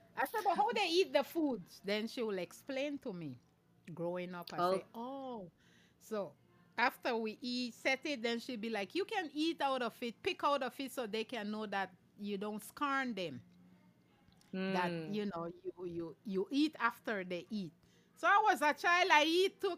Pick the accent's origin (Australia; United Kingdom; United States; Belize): Belize; Hopkins, Stann Creek District; now in Belize City, Belize; I'm … from Hopkins Village, but I'm here in Belize City